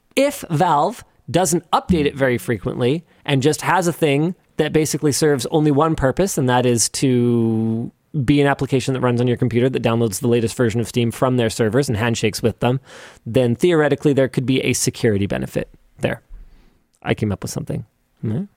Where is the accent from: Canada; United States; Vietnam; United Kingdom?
Canada; We're from Canada.